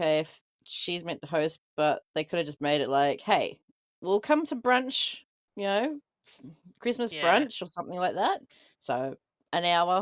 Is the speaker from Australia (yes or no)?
yes; Australia; we're Australian